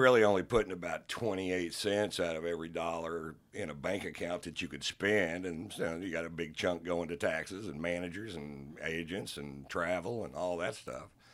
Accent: Texas, United States; I was born and raised here, and, and, you know, if people ask me if I'm a Texan, I tell them I'm a Texan

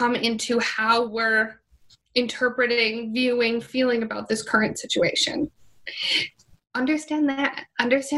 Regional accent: Minnesota, United States; moved away as an adult; now in Miami, United States; I'm originally from Minnesota

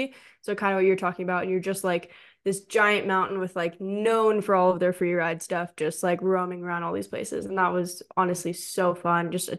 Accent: Southern California, United States; now in Arizona, United States; And I grew up in Southern California, so the only other place was Big Bear.

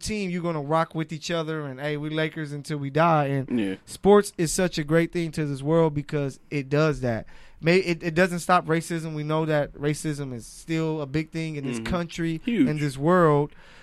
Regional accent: Los Angeles, California, United States; I'm from L.A., South Central

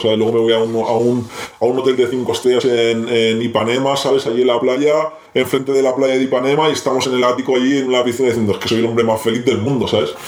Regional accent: Barcelona, Catalonia, Spain; nosotros somos de Barcelona

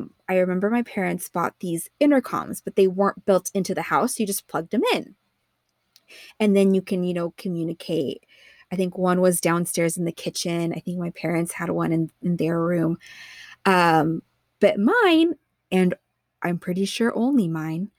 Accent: East Bay, California, United States; I grew up in the East Bay, it's more of like a housing like tract development system

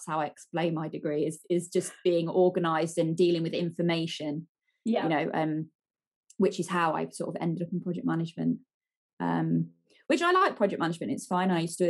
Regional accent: East Midlands, United Kingdom; my hometown.

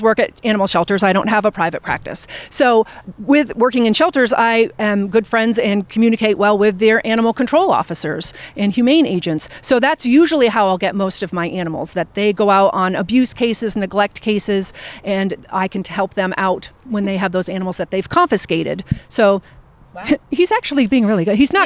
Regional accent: Vermont, United States; moved away as an adult; also born or lived in Philadelphia, Pennsylvania; now in Pittsburgh, United States; I'm originally from Vermont

